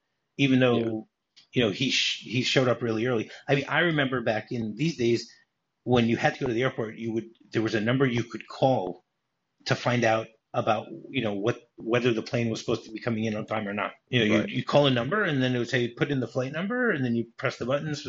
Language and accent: English; Detroit, Michigan, United States; growing up in Detroit.